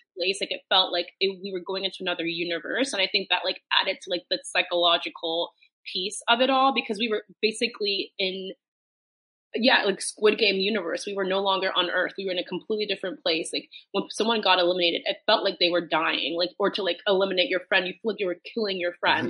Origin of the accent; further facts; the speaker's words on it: United States; moved away as an adult; now in London, United Kingdom; you and I are from the same hometown, so we're both American. But I mm-hmm. now um, live in the UK, live in London